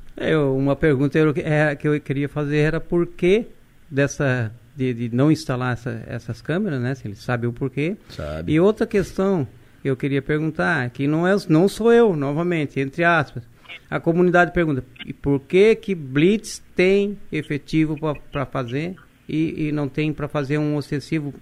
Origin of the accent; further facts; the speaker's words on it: Brazil; eu sou morador, eu né? nasci, criei, me criei em Pinheirinho, estou lá e vou ficar no Pinheirinho por muito tempo